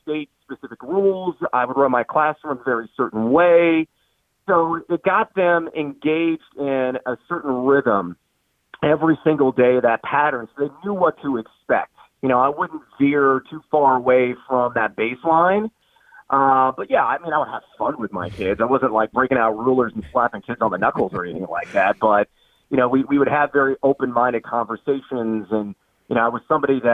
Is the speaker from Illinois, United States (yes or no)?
yes; Champaign, Illinois, United States; living and growing up in Champaign